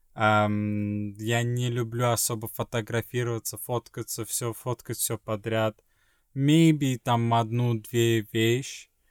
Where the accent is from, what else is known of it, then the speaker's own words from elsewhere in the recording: Sweden; moved away; из Швеции